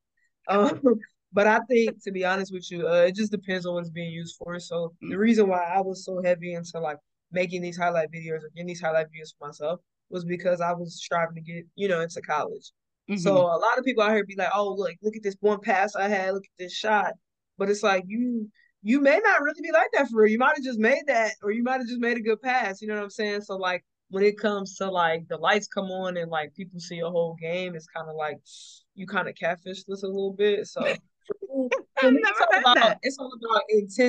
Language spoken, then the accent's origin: English; Fort Wayne, Indiana, United States; I'm from Fort Wayne, Indiana